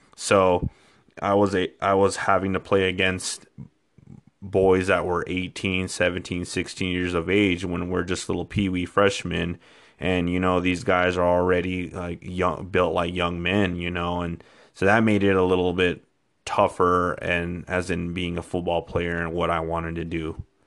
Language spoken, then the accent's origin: English; Española, New Mexico, United States; also born or lived in Clovis, New Mexico / Truchas, New Mexico; I was born and raised in New Mexico all my life